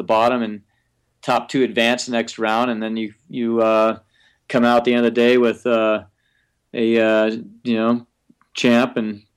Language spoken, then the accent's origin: English; United States; I grew up skiing in Tahoe